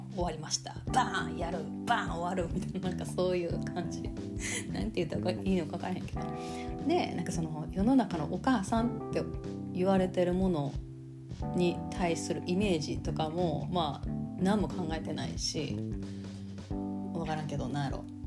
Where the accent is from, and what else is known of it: Kansai, Japan; accent: Kansai dialect; now in Osaka, Japan